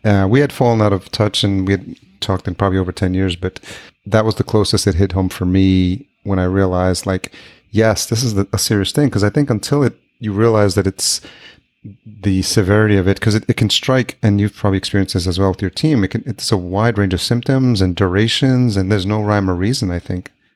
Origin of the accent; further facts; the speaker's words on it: Yonkers, New York, United States; also born or lived in White Plains, New York / Manhattan, New York City; I grew up in Yonkers.